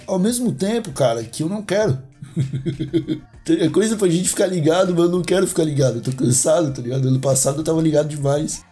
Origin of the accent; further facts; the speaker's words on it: Brazil; eu sou brasileiro